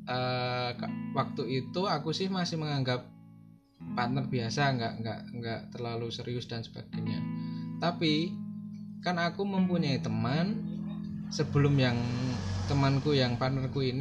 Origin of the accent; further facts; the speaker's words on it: Yogyakarta, Special Region of Yogyakarta, Indonesia; dia orang orang Jakarta sedangkan aku orang Jogja